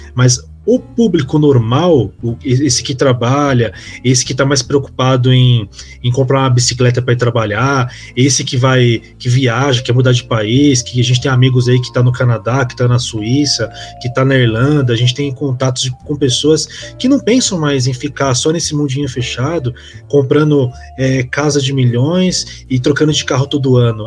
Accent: Brazil; Eu como brasileiro

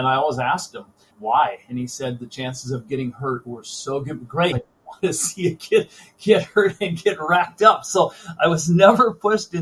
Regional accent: Lakeland, Minnesota, United States; I grew up in Lakeland, Minnesota. I went to Stillwater High School as a kid.

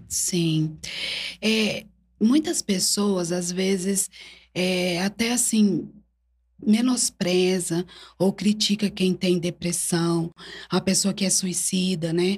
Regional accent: Brodowski, São Paulo, Brazil; sou natural daqui de Brodowski

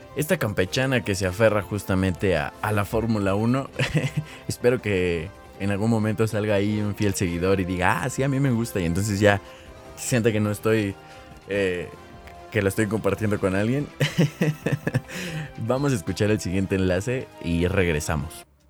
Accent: Mexico; aquí en México pues ni siquiera hay nieve ni nada

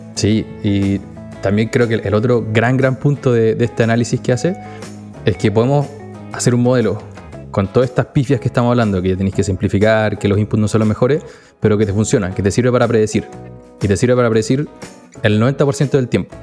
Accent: Chile; moved away

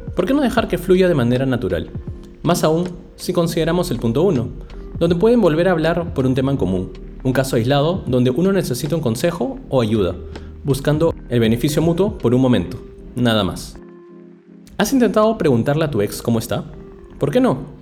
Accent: Lima, Peru; now in London, United Kingdom; en mi ciudad de origen, la ciudad de los reyes, Lima

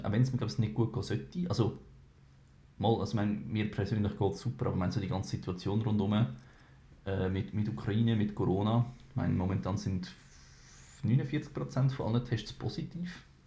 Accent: Switzerland; bei uns in der Schweiz

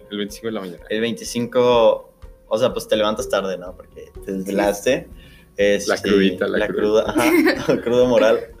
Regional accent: Querétaro, Mexico; now in Monterrey, Mexico; Yo soy del centro del Bajío específicamente.

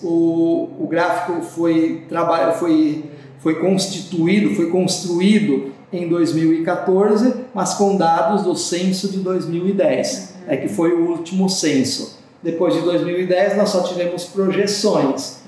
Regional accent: Rio Grande do Sul, Brazil; moved away; o rio Uruguai, lá na divisa do Brasil, Rio Grande do Sul, com a Argentina, a região onde eu me criei, onde eu nasci e me criei

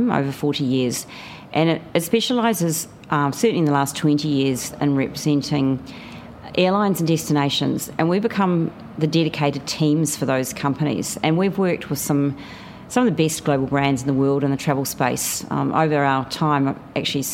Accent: New Zealand; moved away as an adult; now in Australia; You may be able to tell from my voice that I'm a New Zealander. I've lived in Australia since the year 2000.

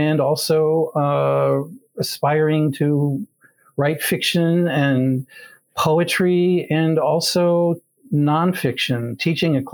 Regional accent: Grand Rapids, Michigan, United States; I grew up in Grand Rapids, Michigan

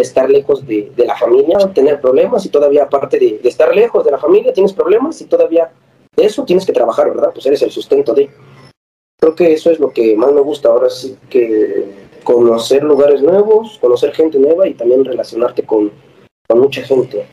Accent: Libres, Puebla, Mexico; moved away as an adult; En mi pueblo hay una universidad, estaba el TEC de Libres

